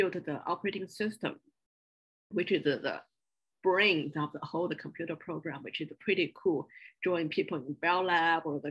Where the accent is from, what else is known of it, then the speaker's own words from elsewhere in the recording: Beijing, China; English is a second language; moved away as an adult; also born or lived in small town near Shanghai / Chapel Hill; I grew up in China in a small town near Shanghai in southern part of China. Then after a few years in hometown with grandparents, then I moved to Beijing to join my parents and started all my school life there. So all my education are in Beijing.